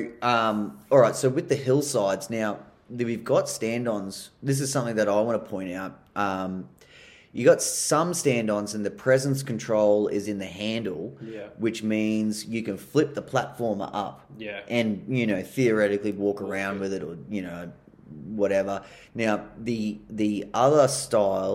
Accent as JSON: {"language": "English", "country": "Australia", "said": "being an Aussie"}